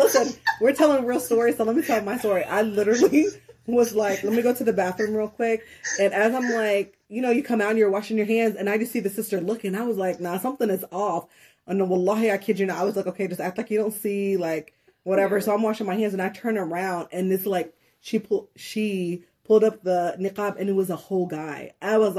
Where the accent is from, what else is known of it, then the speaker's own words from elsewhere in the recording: Saudi Arabia; also born or lived in North Africa (ancestry); now in United States; my parents are from North Africa, very open, do what, it's basically like, you could do whatever you want. But then when I grew up in Saudi